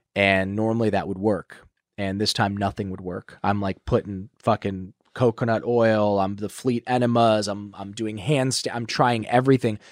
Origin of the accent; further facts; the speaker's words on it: Ohio, United States; moved away; I'm from Ohio